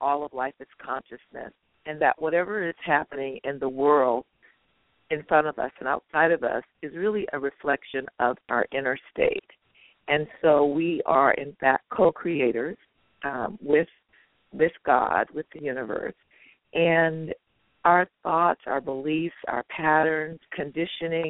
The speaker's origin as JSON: {"language": "English", "area": "East Bay", "region": "California", "country": "United States", "tie": "born or raised there", "said": "I'm one of 10 siblings from the East Bay in California. And I grew up in a very loving family"}